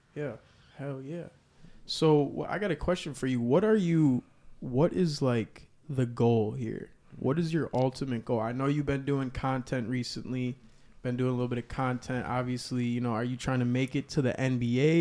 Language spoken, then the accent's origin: English; Kenosha, Wisconsin, United States; I'm from Kenosha